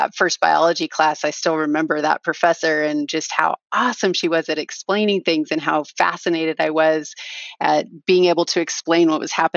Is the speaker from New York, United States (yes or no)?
no; Southern Oregon, United States; I grew up in Southern Oregon, east of the Cascades.